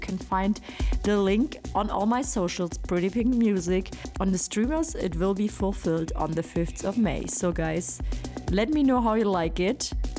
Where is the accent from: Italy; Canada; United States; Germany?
Germany; I played in my home country, Germany.